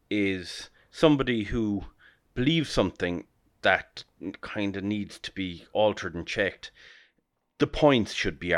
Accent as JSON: {"language": "English", "country": "Ireland", "said": "we, as Irish people"}